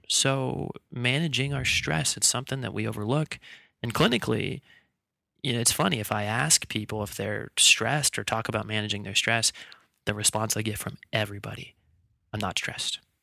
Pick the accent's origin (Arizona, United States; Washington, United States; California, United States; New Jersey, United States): Washington, United States; Bellingham; moved away; I'm, uh, originally from Bellingham, Washington. That's where I grew up.